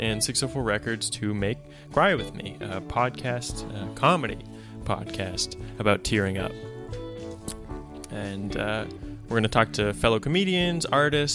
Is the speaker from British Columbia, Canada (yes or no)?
yes; Port Moody, British Columbia, Canada; now in Vancouver, Canada; I'm a stand-up comedian and writer originally from Port Moody. Now I live in Vancouver